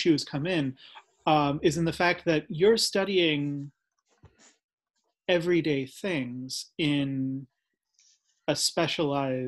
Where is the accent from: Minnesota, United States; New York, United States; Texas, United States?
New York, United States; Long Island; I grew up on Long Island